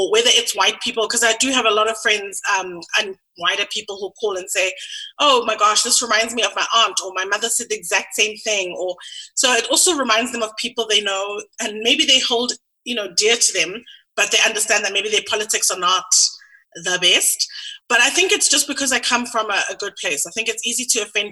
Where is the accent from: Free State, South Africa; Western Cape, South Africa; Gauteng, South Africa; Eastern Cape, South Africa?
Gauteng, South Africa; Sandton; also born or lived in London; I grew up in Sandton.